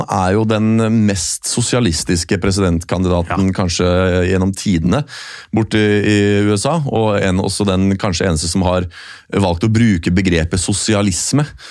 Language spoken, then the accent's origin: Norwegian; Norway; jeg er norsk